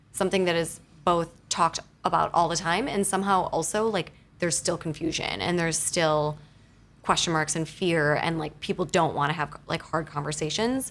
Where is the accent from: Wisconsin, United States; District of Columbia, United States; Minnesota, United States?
Wisconsin, United States; now in New York City, United States; I am from Wisconsin originally